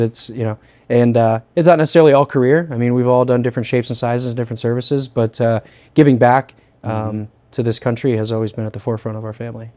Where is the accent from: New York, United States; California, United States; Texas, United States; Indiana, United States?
Indiana, United States; Northern; also born or lived in Fort Bragg, North Carolina; I'm from Northern Indiana.